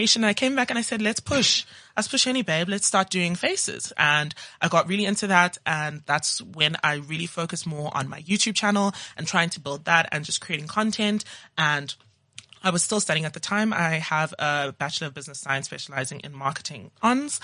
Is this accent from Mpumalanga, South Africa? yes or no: no; Johannesburg, Gauteng, South Africa; also born or lived in Zimbabwe / Cape Town / Nigeria; now in Johannesburg, South Africa; I am Nigerian by heritage. I was born in Zim and I grew up in Johannesburg, went to school in Cape Town, and now I'm back in the mother city.